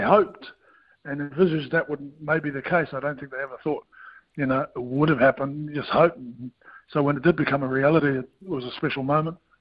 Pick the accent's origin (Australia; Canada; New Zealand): New Zealand; as a Kiwi kid